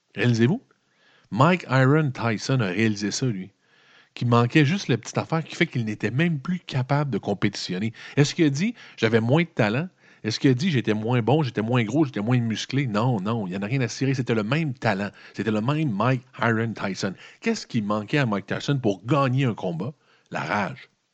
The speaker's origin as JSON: {"language": "French", "region": "Quebec", "country": "Canada", "said": "Les Québécois"}